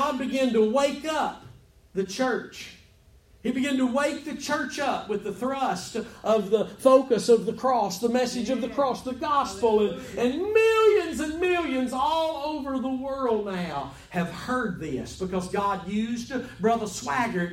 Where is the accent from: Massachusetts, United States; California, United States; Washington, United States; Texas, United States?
Texas, United States; I'm from Texas.